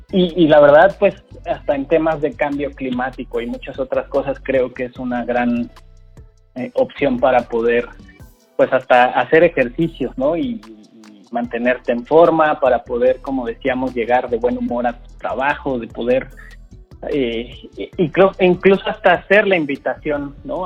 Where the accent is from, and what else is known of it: Mexico